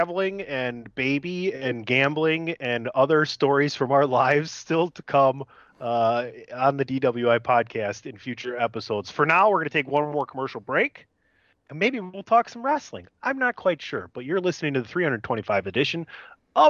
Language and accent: English; Milwaukee, Wisconsin, United States